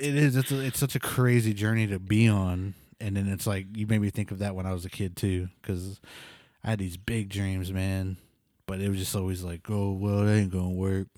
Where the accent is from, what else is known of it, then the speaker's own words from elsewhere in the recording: Pawnee, Oklahoma, United States; moved away as an adult; also born or lived in New Mexico; I'm from Pawn East, so, like, it was a small town with, like, no internet